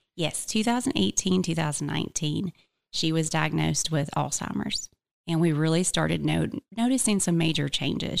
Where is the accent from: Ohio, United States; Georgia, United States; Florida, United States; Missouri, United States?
Georgia, United States; Blue Ridge; also born or lived in Cherokee County, Georgia; I am from Blue Ridge, Georgia, so about an hour and fifteen minutes north from here